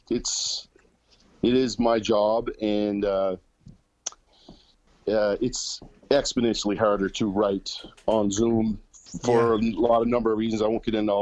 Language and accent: English; Canada; now in Nashville, United States; We're Canadian citizens living in the U.S. and working in the U.S.